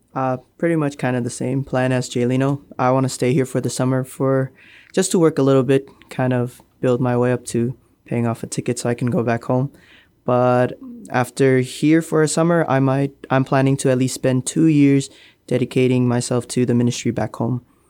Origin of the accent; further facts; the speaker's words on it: Marshall Islands; now in Guam; I'm from the Marshall Islands.